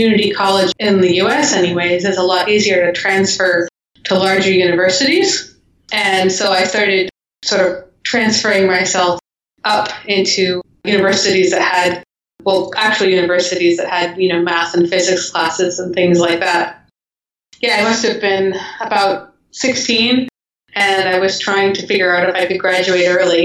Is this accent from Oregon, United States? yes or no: yes; Eagle Creek, Oregon, United States; I was a kid growing up in Oregon